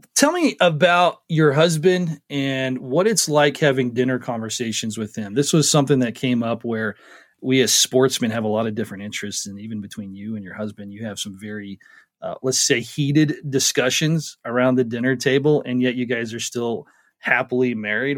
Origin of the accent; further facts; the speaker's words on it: Montana, United States; I'm from Montana